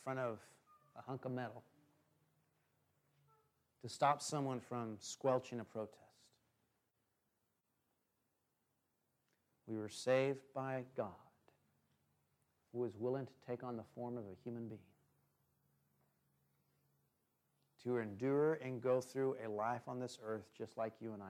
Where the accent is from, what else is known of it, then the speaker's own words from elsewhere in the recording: the Northwest, Oregon, United States; I grew up in the Northwest